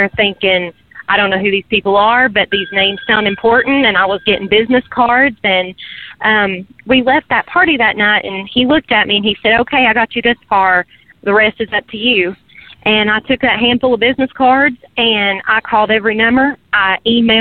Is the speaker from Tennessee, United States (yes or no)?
yes; Morristown, Tennessee, United States; also born or lived in Nashville, Tennessee; Morristown, Tennessee.